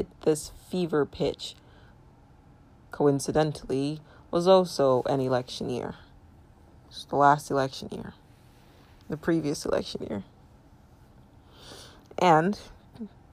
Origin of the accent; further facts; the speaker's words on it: United States; I'm a U.S. citizen. I am a Nigerian American